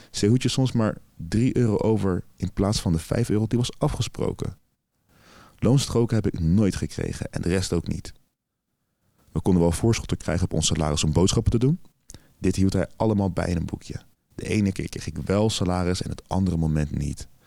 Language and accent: Dutch; Bulgaria; Dutch is a second language; now in Netherlands; Voor Nederlandse begrippen is dat weinig, maar het was meer dan wat ik in Bulgarije zou verdienen. Waar ik vandaan kom is sowieso weinig werk.